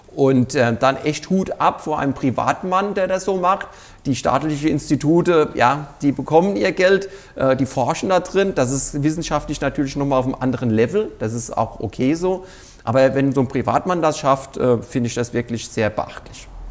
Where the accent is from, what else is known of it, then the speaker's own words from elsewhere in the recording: Mainz, Rhineland-Palatinate, Germany; moved away as an adult; now in Kirchheim, Germany; ich bin ja kein gebürtiger Pfälzer, so wie man es vielleicht auch in meiner Aussprache schon hört. Ich komme in der Nähe von Mainz, besser gesagt, ich bin genau in Mainz geboren, äh, bin aber auf einem Weingut groß geworden